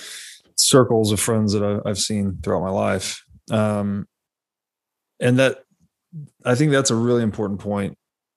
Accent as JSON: {"language": "English", "region": "Tennessee", "country": "United States", "tie": "born or raised there", "moved": "yes", "said": "I grew up in Tennessee"}